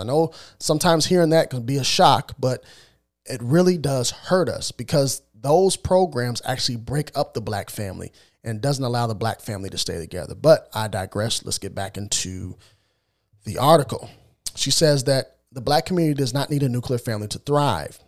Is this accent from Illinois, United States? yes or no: yes; Illinois, United States; I'm born and raised in Illinois.